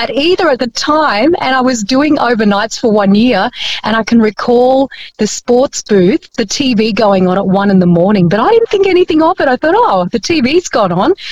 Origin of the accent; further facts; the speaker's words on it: Bellevue Hill, New South Wales, Australia; English is a second language; I went to school in Bellevue Hill. Ah, yeah. School in Bellevue, yeah, Bellevue Hill, and I, ne- I didn't speak English.